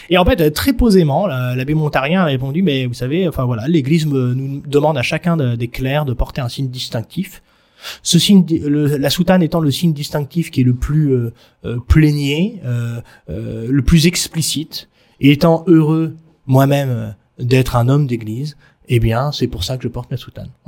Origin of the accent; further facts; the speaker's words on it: Marseille, Provence-Alpes-Côte d'Azur, France; en tant que Français